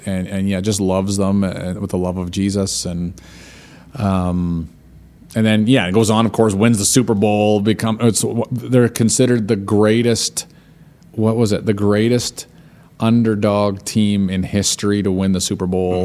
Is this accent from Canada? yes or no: yes; Canada; I'm Canadian.